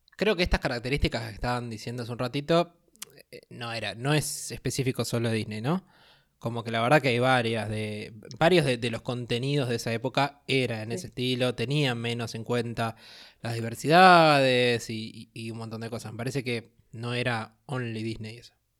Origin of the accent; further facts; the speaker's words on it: Argentina; acá en Argentina somos fanatísimos de los Simpsons